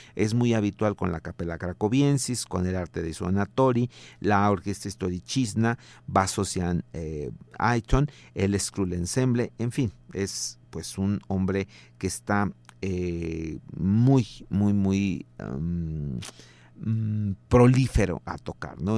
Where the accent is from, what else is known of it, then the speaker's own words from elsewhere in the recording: Mexico; como somos tantos este, mexicanos